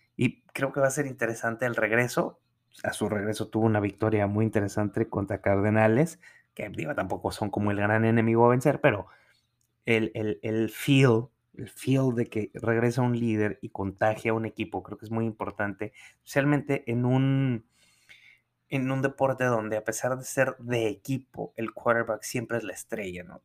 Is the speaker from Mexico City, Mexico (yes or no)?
no; San Pedro Garza García, Nuevo León, Mexico; also born or lived in New York; San Pedro Garza García, que es de donde, en donde yo crecí, en Nuevo León